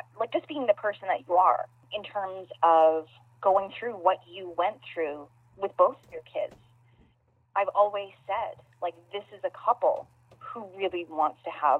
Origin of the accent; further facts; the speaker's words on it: Canada; being Canadian